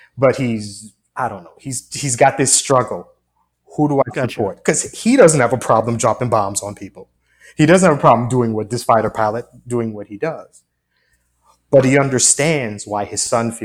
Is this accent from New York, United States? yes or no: yes; Long Island, New York, United States; growing up in Long Island, that's where I grew up